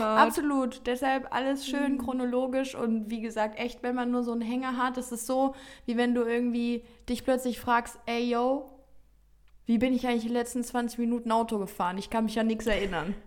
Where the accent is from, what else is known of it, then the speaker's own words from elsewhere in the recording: Offenburg, Baden-Württemberg, Germany; now in Cologne, Germany; ich bin gestern Abend wieder zurück in meine Heimat gefahren